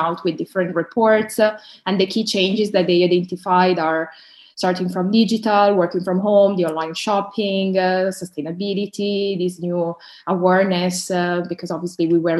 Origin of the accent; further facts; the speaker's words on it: Milan, Lombardy, Italy; now in London, United Kingdom; I was born and raised up in Milan from an Eritrean family, and now I'm working in London